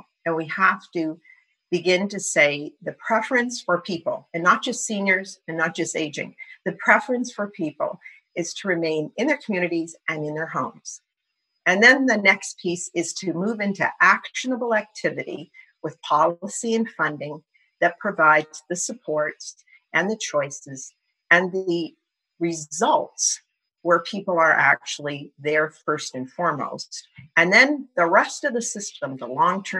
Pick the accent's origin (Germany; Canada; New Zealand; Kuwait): Canada; as a Canadian society